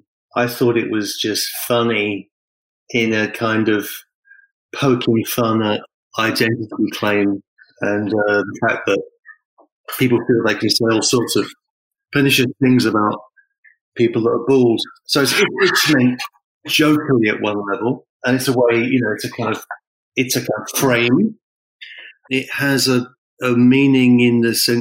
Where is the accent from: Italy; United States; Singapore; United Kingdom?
United Kingdom; England; moved away; I'm from England originally, and there's a certain kind of humor which is associated with where I'm from.